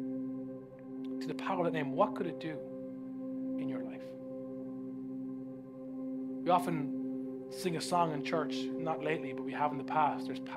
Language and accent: English; Ireland; Growing up in Ireland